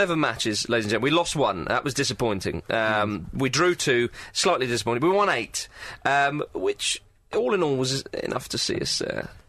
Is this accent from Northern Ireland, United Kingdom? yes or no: no; Scotland, United Kingdom; I grew up in Scotland